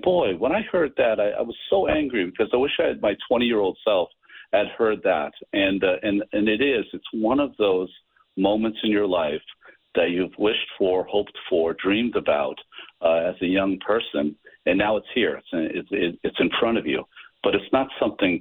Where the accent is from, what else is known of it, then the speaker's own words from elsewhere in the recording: United States; I'm an American.